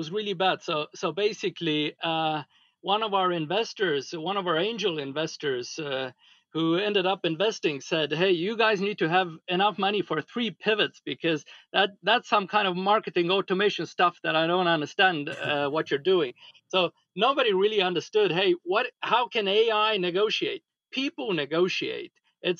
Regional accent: Estonia; From Estonia.

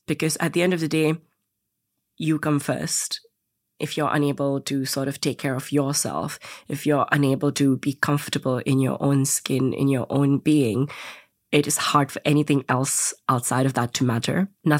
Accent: India; also born or lived in Indonesia; growing up in Indonesia and India, there weren't that many role models that I could look up

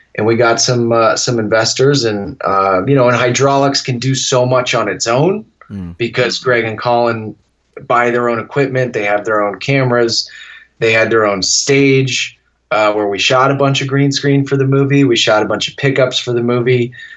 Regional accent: Massachusetts, United States; growing up in Massachusetts

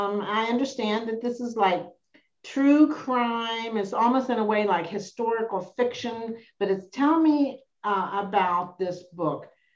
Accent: Ohio, United States; And I'm from Ohio. And we do have showers in the basement behind the knotty pine.

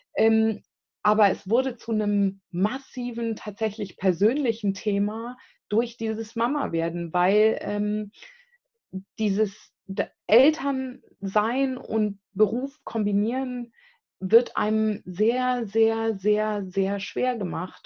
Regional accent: Bonn, North Rhine-Westphalia, Germany; moved away as an adult; also born or lived in South Africa; ich bin aus Bonn ursprünglich, bin gebürtige Bonnerin

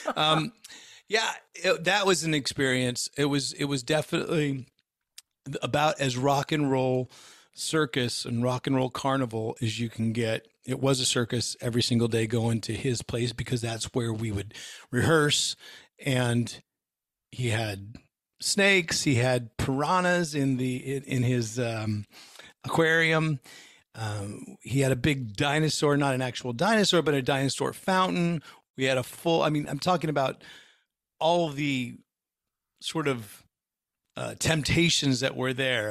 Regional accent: Bay Area, just outside of San Francisco, California, United States; born or raised there

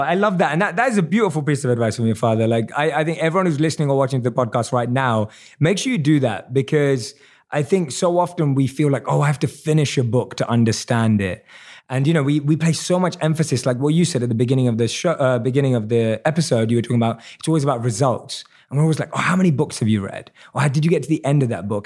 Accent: London, United Kingdom; I'm born and raised in London

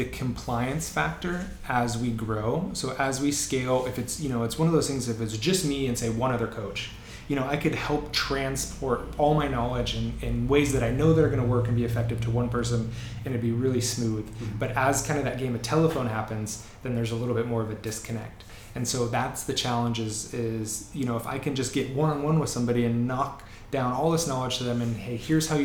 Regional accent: Seattle, Washington, United States; I grew up in Green Lake.

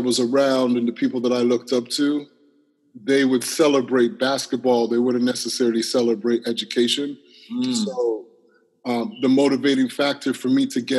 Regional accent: Toronto, Ontario, Canada; I grew up in Toronto, downtown Toronto, in one of our neighborhoods called Parkdale.

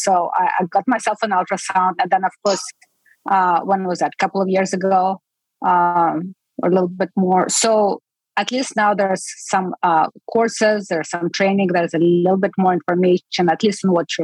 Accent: Estonia; moved away as an adult; now in United States; I'm from Estonia

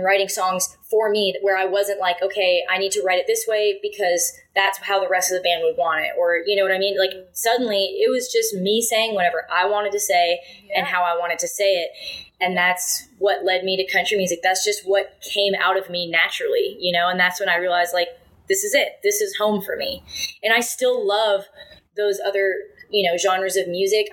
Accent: near Bowmanville, Ontario, Canada; also born or lived in Montreal; it was in my hometown. It was like in Bowmanville, basically, in the Mossport Racetrack, which is like, you know, 15 minutes from where I grew up.

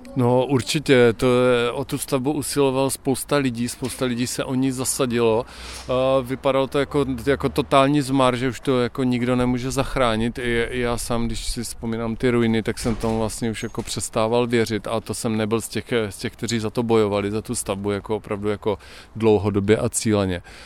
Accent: Ostrava, Moravian-Silesian Region, Czechia; moved away as an adult; also born or lived in Brno / Prague; Já jsem Ostravák

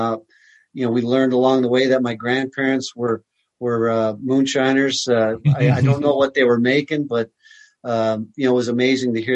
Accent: Canada; growing up in Canada, you know, as a young Canadian boy, I was born in 65

